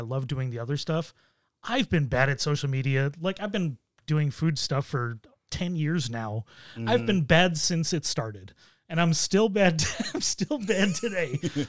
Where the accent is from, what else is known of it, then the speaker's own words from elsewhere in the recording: Buffalo, New York, United States; I grew up in Buffalo, which is, close enough to Canada.